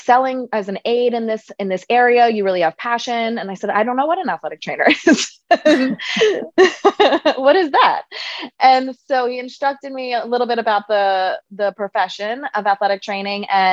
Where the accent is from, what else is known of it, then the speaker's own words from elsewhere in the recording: New York City, New York, United States; I grew up in Queens, New York